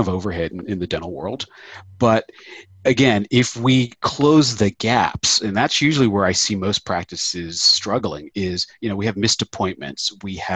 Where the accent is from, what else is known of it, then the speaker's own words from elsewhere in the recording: Philadelphia, Pennsylvania, United States; I'm from Philadelphia